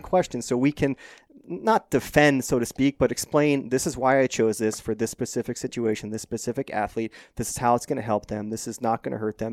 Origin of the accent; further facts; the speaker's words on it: Phoenix, Arizona, United States; I grew up in North Phoenix, Scottsdale area